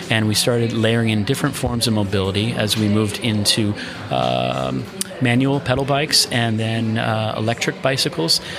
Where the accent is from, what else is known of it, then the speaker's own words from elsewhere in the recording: United States; now in Europe; as an American based in Europe and working in the European market now